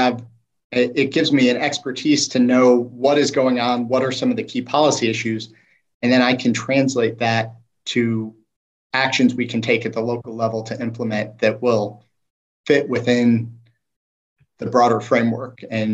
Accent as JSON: {"language": "English", "town": "Des Moines", "region": "Iowa", "country": "United States", "tie": "born or raised there", "said": "Des Moines is the community that shaped me"}